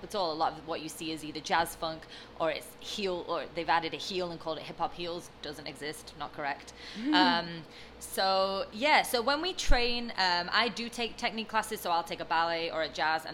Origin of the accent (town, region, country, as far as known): London, United Kingdom; born or raised there; moved away as an adult; now in Los Angeles, United States